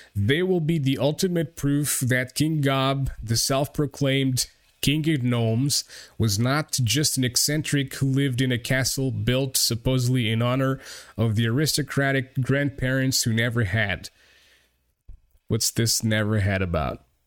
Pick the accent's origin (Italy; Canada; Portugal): Portugal; English is a second language